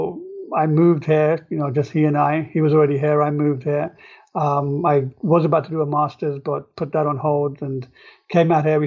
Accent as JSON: {"language": "English", "region": "England", "country": "United Kingdom", "tie": "born or raised there", "moved": "as an adult", "lives_now": "New York, United States", "said": "I grew up in England, and I was at the University of London"}